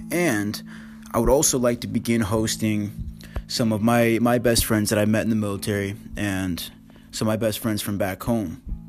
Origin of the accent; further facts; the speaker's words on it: Washington, United States; I'm from Washington State, and in the past year and a half, I've lived in Washington, I've lived in Texas, now I've lived in England